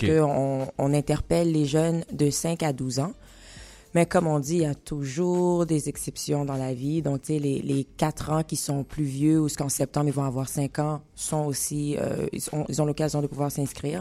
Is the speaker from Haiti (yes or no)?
yes; Haiti; chez nous, en Haïti